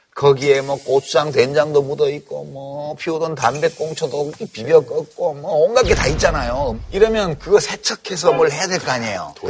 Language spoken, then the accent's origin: Korean; Daegu, South Korea; 나 대구 사람이라